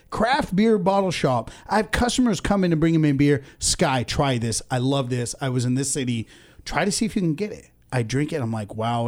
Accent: Ventura, California, United States; also born or lived in India / Oxnard; I was born in India and I came to the States when I was two. So, um, I went to preschool in Sadi Khoi Elementary, Ventura

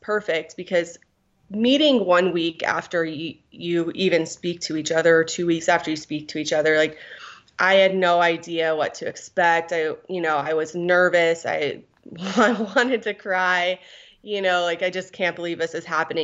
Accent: Guam; I was born in Guam

